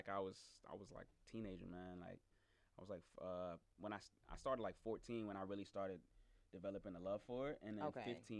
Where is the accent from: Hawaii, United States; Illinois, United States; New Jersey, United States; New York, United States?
New York, United States; Cambria Heights; now in Atlanta, United States; I'm from Queens, New York, man. I'm from Cambria Heights.